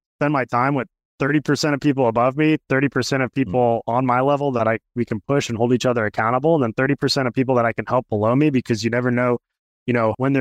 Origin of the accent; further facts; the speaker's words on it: Venice, Florida, United States; Grew up in Venice, Florida. I was born and raised here in Florida